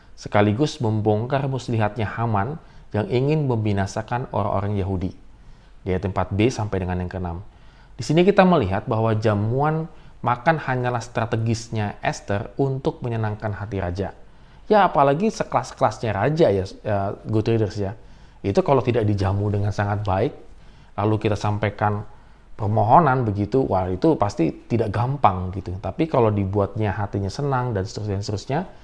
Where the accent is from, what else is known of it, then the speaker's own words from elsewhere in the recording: Indonesia; kita orang-orang Indonesia